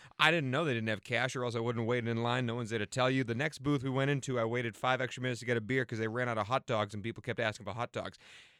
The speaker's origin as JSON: {"language": "English", "region": "New England", "country": "United States", "said": "I come from New England. I've been to a bunch of stadiums at Gillette."}